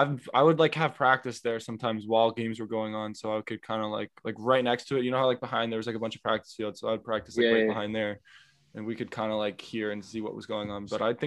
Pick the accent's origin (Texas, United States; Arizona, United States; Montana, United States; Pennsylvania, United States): Pennsylvania, United States; Bethlehem; So we're actually from Bethlehem.